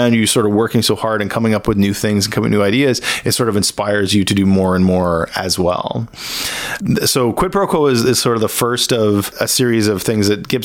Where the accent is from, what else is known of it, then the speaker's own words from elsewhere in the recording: Hamilton, Ontario, Canada; also born or lived in Burlington, Ontario; So I grew up in Hamilton, Ontario. I was born there and I grew up in like the Hamilton, Burlington area.